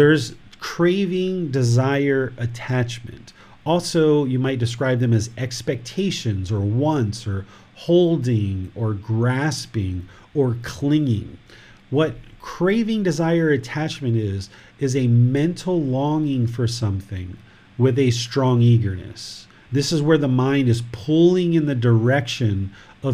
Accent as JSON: {"language": "English", "country": "United States", "tie": "born or raised there", "moved": "yes", "lives_now": "Thailand", "said": "this physical body was born in America, and other people consider me American"}